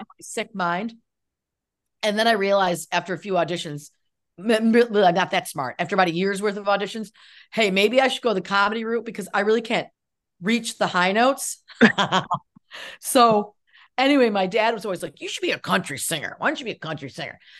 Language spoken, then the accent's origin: English; Cazenovia, New York, United States; near where I grew up in, I grew up in Casanova